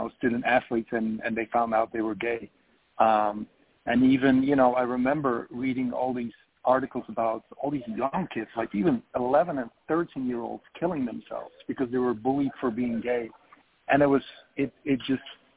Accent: Belgium; moved away as an adult; now in Los Angeles, United States; I am originally from Belgium, and I came to Los Angeles in 2008 to study broadcasting

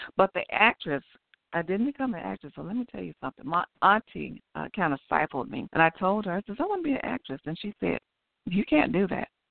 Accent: Chicago, Illinois, United States; grew up in Chicago, Chicago, Illinois. I grew up on the west side.

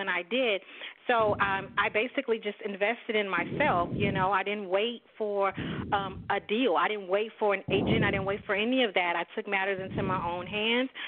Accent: Dallas, Texas, United States; I'm from Dallas, Texas. I'm born and bred.

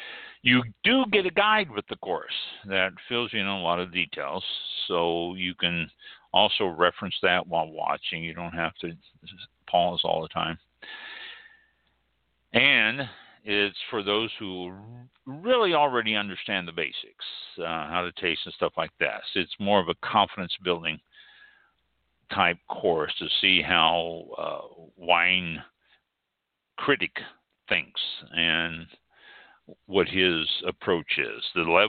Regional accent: United Kingdom; Janice, probably, because I'm British, you know.

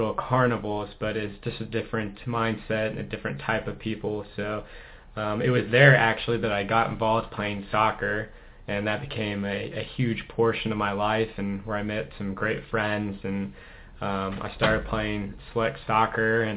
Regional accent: Southern California, United States; moved away; also born or lived in Midwest; I am originally from Southern California. My family still lives there, predominantly in the San Diego County

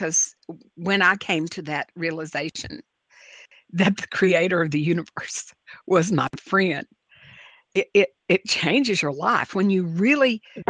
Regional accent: New Orleans, Louisiana, United States; I love growing up in New Orleans, and I was fortunate to be able to attend Ursuline Academy, the oldest continuously operating school for girls in the United States, founded in 1727.

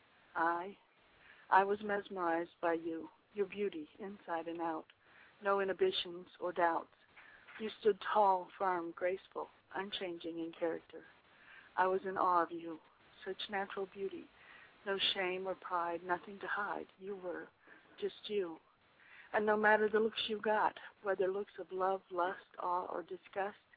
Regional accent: Waycross, Georgia, United States; also born or lived in Chambersburg, Pennsylvania; I'm originally from Waycross, Georgia

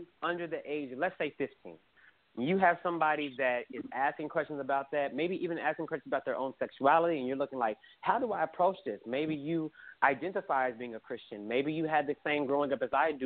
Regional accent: Oklahoma City, Oklahoma, United States; me growing up in Oklahoma City

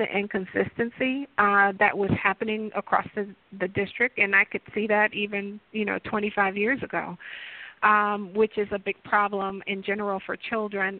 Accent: Detroit, Michigan, United States; I'm a native of Detroit

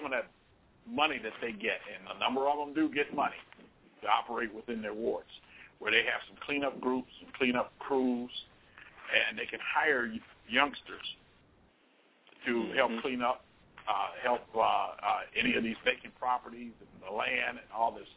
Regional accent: Cleveland, Ohio, United States; born or raised there; now in Chicago, United States

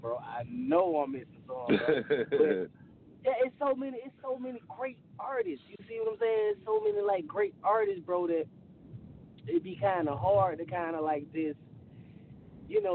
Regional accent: Decatur, Georgia, United States; I'm from Decatur, Georgia. See, in Atlanta, you know, it's west side, east side. So I'm from the east side.

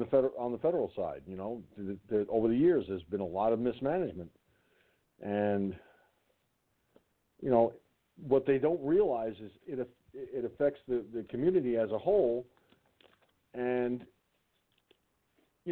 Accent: Peekskill, New York, United States; moved away; I was raised in Peekskill. I know that town like the back of my hand. I may not have lived in Peekskill in a long time

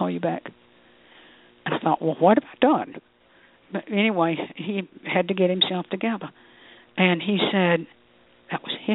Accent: United States; I'm an American.

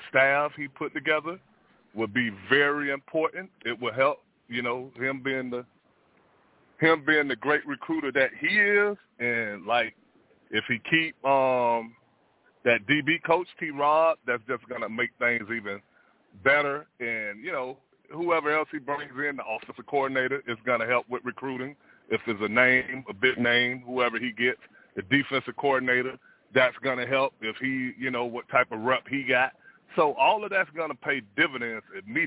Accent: Miami, Florida, United States; moved away; I grew up, you know, I grew up in the Grove.

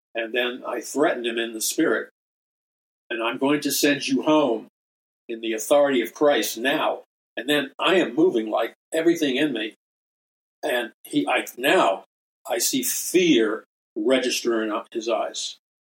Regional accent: New York City, New York, United States; from a very young boy growing up in Jackson Heights, Queens

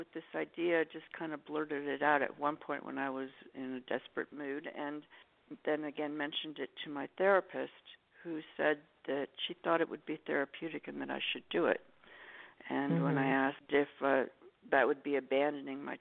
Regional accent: New York City, New York, United States; moved away; also born or lived in Los Angeles; I'm from New York City, and we use a lot of Jewish lingo

